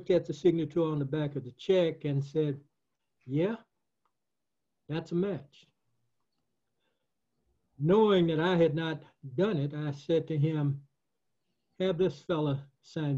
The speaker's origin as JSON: {"language": "English", "town": "Camilla", "region": "Georgia", "country": "United States", "tie": "born or raised there", "also_born_or_lived": "Bainbridge, Georgia", "said": "then moved to Camilla, Georgia with my mother and father"}